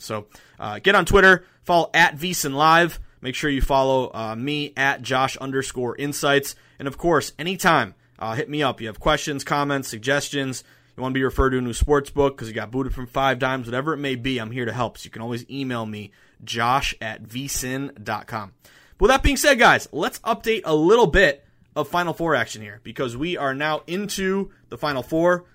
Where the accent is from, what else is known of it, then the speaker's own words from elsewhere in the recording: the Berkshires, Western Massachusetts, United States; moved away; Going back home to Western Mass, I'm from the Berkshires, uh, the beautiful Berkshires.